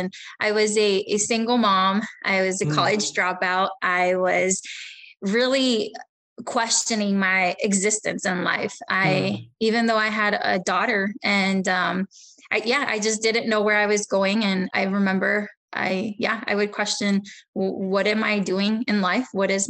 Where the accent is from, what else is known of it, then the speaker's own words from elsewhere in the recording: Texas, United States; born there; also born or lived in Mexico; And I was born in Texas, actually just 5 minutes right across the border of Mexico. So I was born in the United States. However, I spent some time in Mexico with them when I was little.